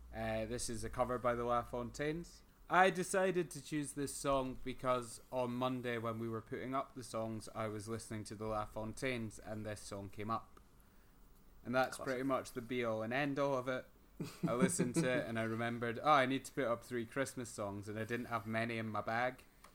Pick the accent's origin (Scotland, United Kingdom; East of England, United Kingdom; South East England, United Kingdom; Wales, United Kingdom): Scotland, United Kingdom; Motherwell; we're going to have some drugs because we're from Motherwell and that's sort of ingrained in us.